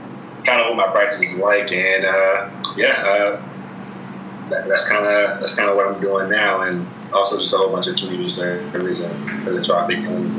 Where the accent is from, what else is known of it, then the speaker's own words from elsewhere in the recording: Richmond, Virginia, United States; now in New York, United States; So I'm an attorney from Richmond, Virginia.